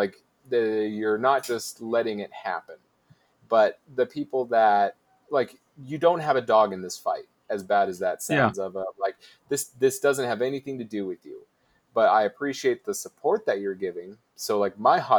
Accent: Utah, United States; I'm from Utah

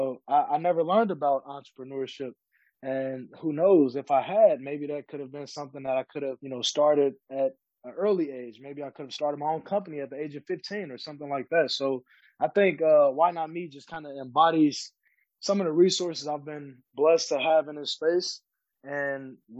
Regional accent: Chicago, Illinois, United States; growing up in Chicago, kind of in a not so great area

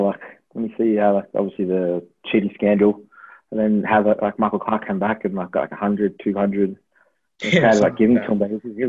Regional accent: Melbourne, Victoria, Australia; born there; also born or lived in Tasmania / Brisbane; So I was, obviously born in Melbourne, lived in Tasmania, lived in Brisbane, and th

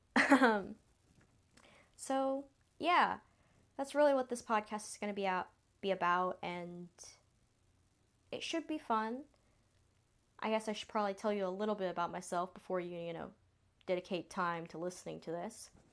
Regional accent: the South, United States; accent: Southern drawl; I was born and raised in the South, so I was raised saying sweetheart and y'all. So if I have a little bit of a draw

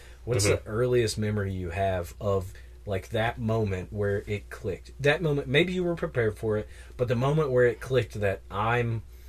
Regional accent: West Virginia, United States; moved away; I grew up in the mountains of West Virginia

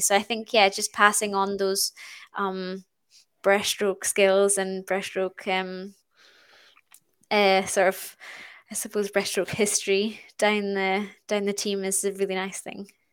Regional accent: Stornoway, Scotland, United Kingdom; I'm born and brought up in Stornoway on the Isle of Lewis, um, in the Outer Hebrides.

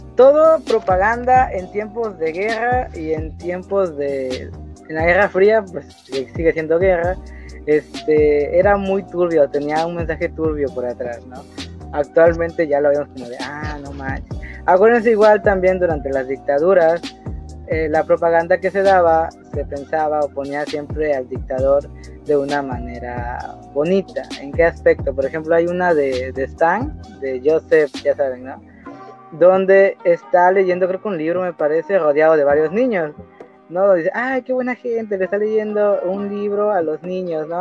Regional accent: Mexico; somos mexicanos

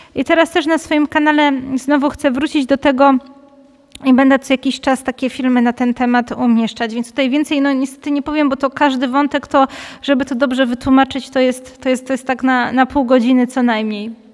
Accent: Katowice, Silesian Voivodeship, Poland; u nas w Katowicach

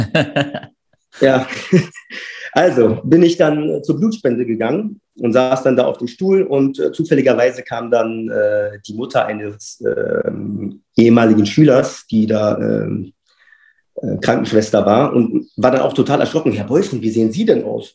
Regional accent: Berlin, Germany; now in Freiburg, Germany; gebürtiger Berliner und aktuell lebe und wohne ich in Freiburg

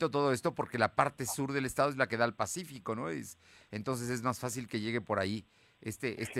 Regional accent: Puebla, Mexico; digo, soy poblano, aquí he vivido siempre

